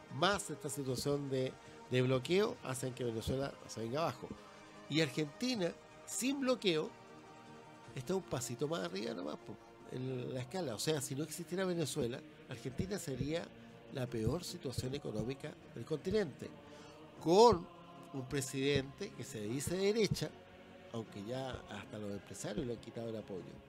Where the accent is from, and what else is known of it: Chile